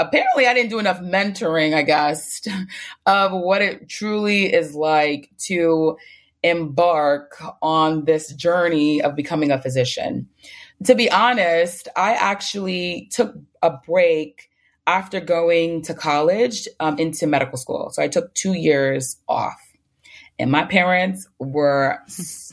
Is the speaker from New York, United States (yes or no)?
yes; New York City, New York, United States; I'm from the Bronx, that has like one of the worst health outcomes like in New York